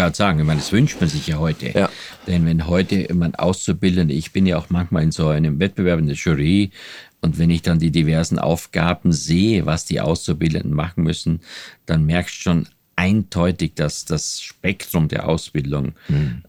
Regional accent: Austria; moved away as an adult; also born or lived in West Berlin; ich bin ja Österreicher

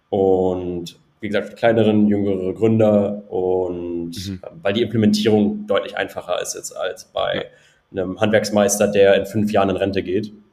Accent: North Rhine-Westphalia, Germany; war vorher erst im, äh, im Bergbau, ich komme aus dem Ruhrgebiet, hat dann mhm. unter Tage gearbeitet

